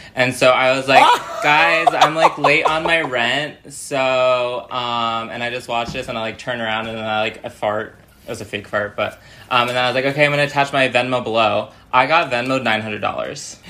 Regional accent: New York City area, United States; also born or lived in Danbury, Connecticut / Manhattan / Las Vegas; now in Los Angeles, United States; I live in Los Angeles, California, but I'm originally from the New York City area

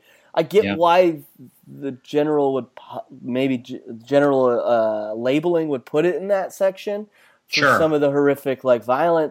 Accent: Utah, United States; moved away as an adult; now in Los Angeles, United States; I grew up, born and raised in Utah, and then I moved out here 6 years ago.

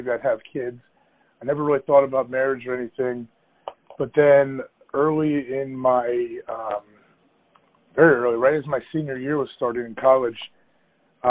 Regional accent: Ohio, United States; also born or lived in Green Bay, Wisconsin; I'm from Ohio. I grew up there.

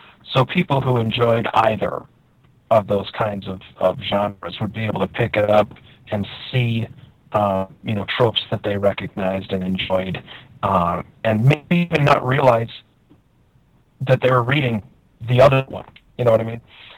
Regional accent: Wisconsin, United States; growing up in Wisconsin, as I did, you know, we didn't play Dungeons and Dragons on Sunday.

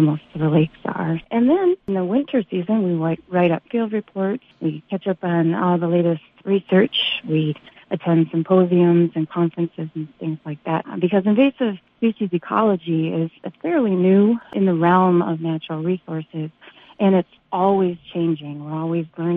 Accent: Upper Peninsula, Michigan, United States; also born or lived in southwest Minnesota; now in Park Rapids, United States; I'm from the Upper Peninsula

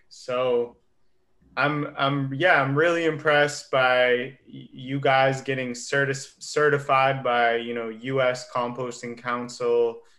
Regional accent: Portland, Oregon, United States; moved away; I'm visiting my hometown of Portland this summer

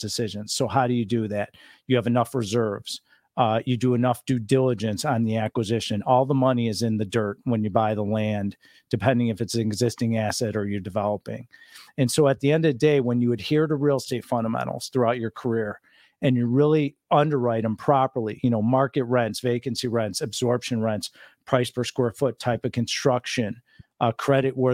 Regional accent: Chicago, Illinois, United States; now in Laguna Beach, United States; I am born and raised in Chicago

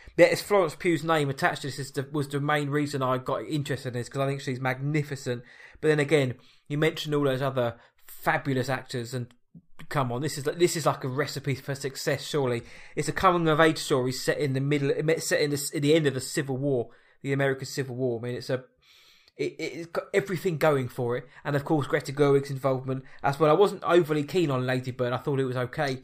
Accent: England, United Kingdom; I Am English.

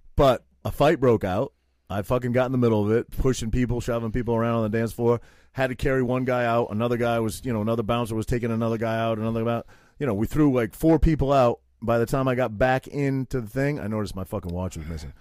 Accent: Maine, United States; I had to wear suspenders and flannel shirts as a prequest, prerequisite for growing up in Maine

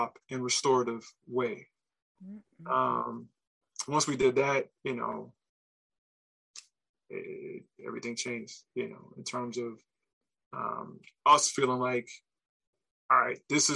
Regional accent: Memphis, Tennessee, United States; I'm from Memphis

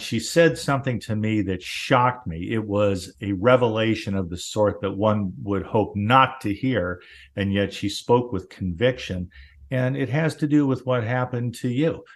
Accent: Southern California, United States; where I lived, where I grew up in Southern California

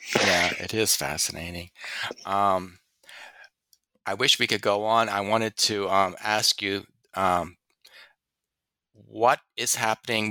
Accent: Louisiana, United States; I'm from Louisiana.

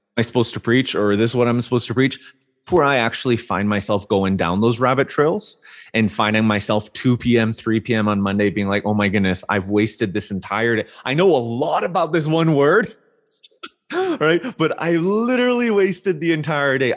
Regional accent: Vancouver, British Columbia, Canada; I grew up born and raised in Vancouver, Canada

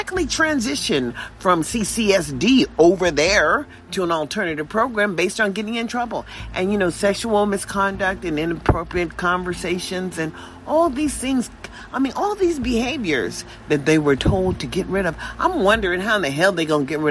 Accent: United States; in America where we understand as African American people

